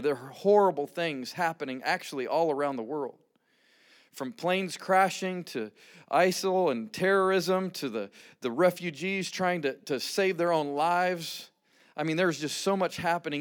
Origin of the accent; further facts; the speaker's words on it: Rocky Mountains of Colorado, United States; moved away as an adult; originally born and raised in the Rocky Mountains of Colorado